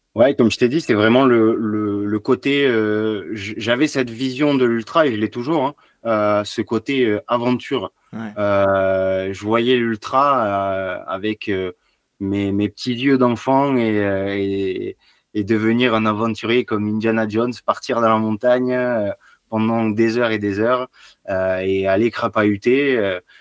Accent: Béziers, Occitania, France; Alors j'ai grandi à Béziers, un petit village à côté de Béziers, j'ai fait mes études à Béziers

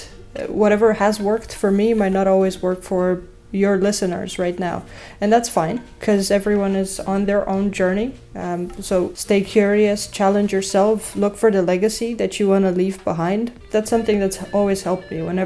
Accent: Romania; moved away; I'm originally from Romania

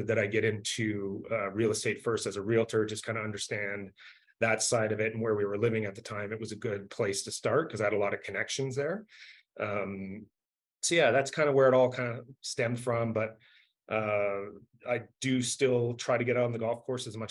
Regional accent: Canada; also born or lived in Southern California; now in Denver, United States; I'm from Canada originally

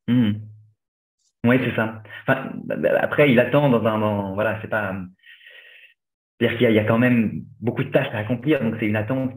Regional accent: Angers, Pays de la Loire, France; j'ai grandi à Angers

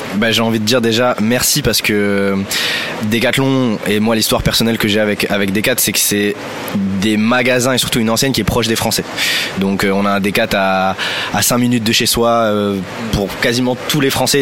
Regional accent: France; En tant que Français

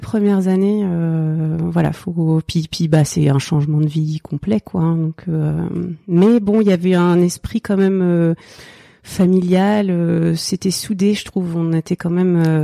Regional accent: Oise, near Chantilly, Hauts-de-France, France; also born or lived in Seine-Saint-Denis; now in Île-aux-Moines, France; j'ai grandi dans l'Oise, euh, pas très loin de Chantilly je suis née dans le 93

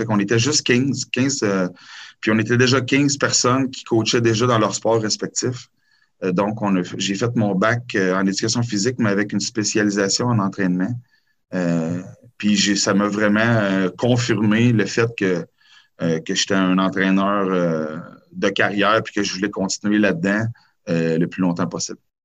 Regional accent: Quebec City, Quebec, Canada; je suis natif de la région de Québec

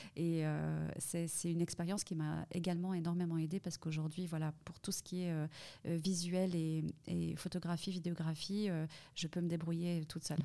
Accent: Fribourg, Switzerland; moved away as an adult; also born or lived in Saudi Arabia / Middle East; Je suis née à Fribourg. Donc je suis vraiment une fribourgeoise

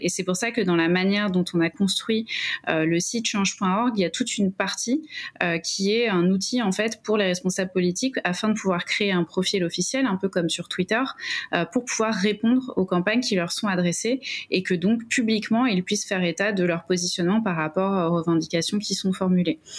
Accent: Essonne, Île-de-France, France; je suis originaire de l'Essonne, dans le 91

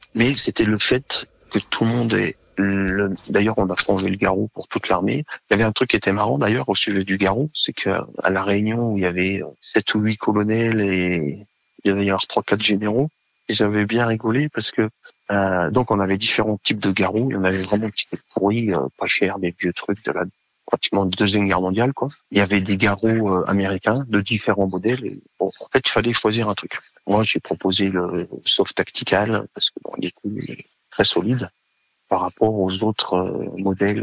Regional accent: Savoie, Auvergne-Rhône-Alpes, France; moved away as an adult; je suis originaire de Savoie

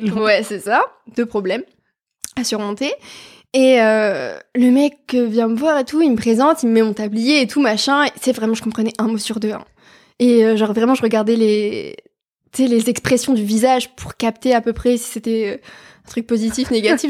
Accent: France

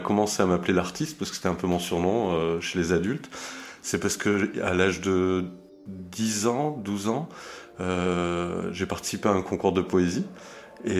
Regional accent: south of France, France; also born or lived in Zurich, Switzerland; moi je suis suisse hein, au départ, donc je suis né à Zurich et j'ai déménagé dans le sud de la France à l'âge de, de 8-9 ans

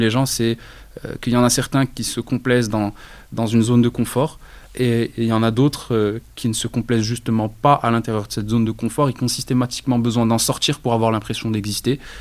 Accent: Rabat, Rabat-Salé-Kénitra, Morocco; moved away; also born or lived in Casablanca; je suis né à Rabat, je suis un rebâti de souche.

